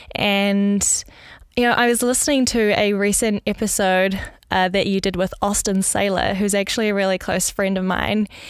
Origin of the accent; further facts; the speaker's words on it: New Zealand; moved away as an adult; now in Netherlands; I was actually born in New Zealand, in Gurukha